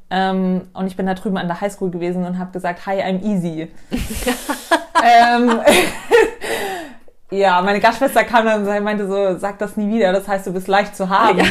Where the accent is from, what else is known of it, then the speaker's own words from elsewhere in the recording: Munich, Bavaria, Germany; ich bin 27, gebürtige Münchnerin